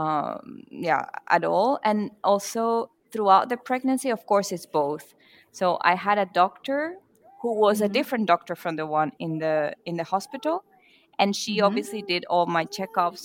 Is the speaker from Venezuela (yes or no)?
yes; Venezuela; now in Mannheim, Germany; I'm from Venezuela and I currently live in Germany, Mannheim